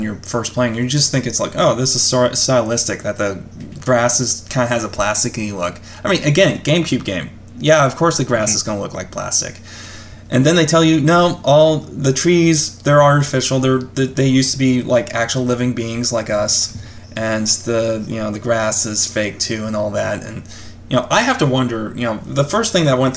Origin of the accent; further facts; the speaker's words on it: United States; I'm an American